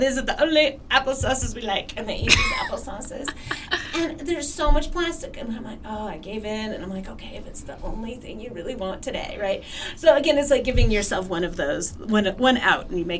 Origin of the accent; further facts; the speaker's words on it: Salt Lake City, Utah, United States; now in Flagstaff, United States; I'm from Salt Lake City, and we had Costco's there